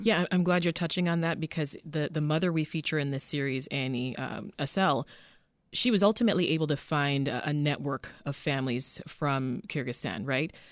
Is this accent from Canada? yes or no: yes; Canada; born or raised there; moved away as an adult; now in United States